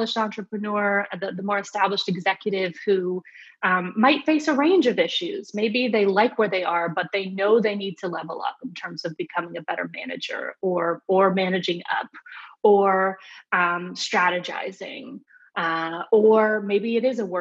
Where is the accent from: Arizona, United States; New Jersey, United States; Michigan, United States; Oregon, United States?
Arizona, United States; Phoenix; moved away; also born or lived in New York / San Francisco; I grew up in Phoenix, Arizona